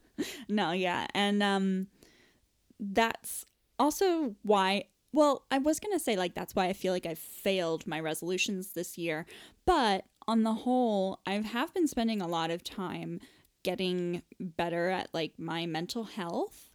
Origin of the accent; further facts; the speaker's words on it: United States; accent: American; moved away as an adult; now in England, United Kingdom; I'm an American, as evidenced by my American voice.